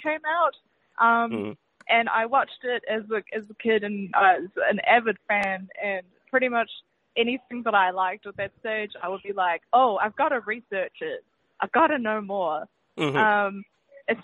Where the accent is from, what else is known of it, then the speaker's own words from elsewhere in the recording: New Zealand; as you can probably tell from my accent, I'm from New Zealand.